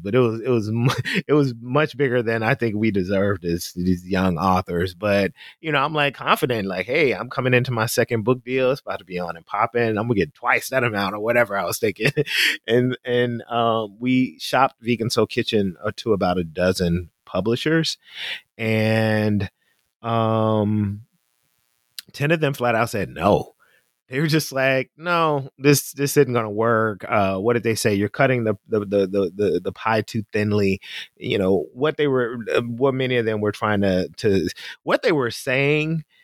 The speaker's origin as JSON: {"language": "English", "town": "Memphis", "region": "Tennessee", "country": "United States", "said": "We we're from Memphis"}